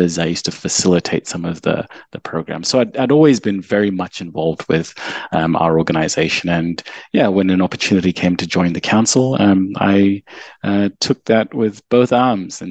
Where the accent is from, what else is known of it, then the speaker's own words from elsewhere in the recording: Zimbabwe; moved away as an adult; now in Perth, Australia; I was born in Zimbabwe and came to Australia as an international student